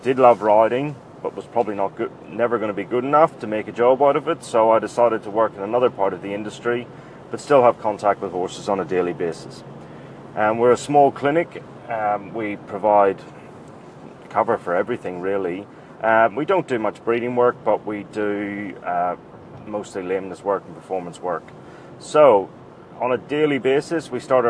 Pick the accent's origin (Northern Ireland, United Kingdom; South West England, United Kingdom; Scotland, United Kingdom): Northern Ireland, United Kingdom; moved away as an adult; also born or lived in Cambridge, England; now in Melbourne, Australia; I grew up in Northern Ireland